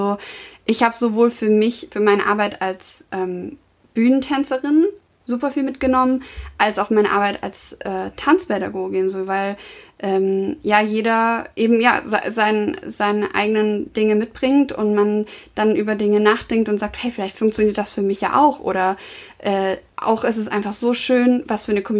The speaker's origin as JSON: {"language": "German", "town": "Stuttgart", "region": "Baden-Württemberg", "country": "Germany", "accent": "Swabian", "said": "weil ich habe extrem geschwäbelt. Ich komme ja aus, aus dem Süden."}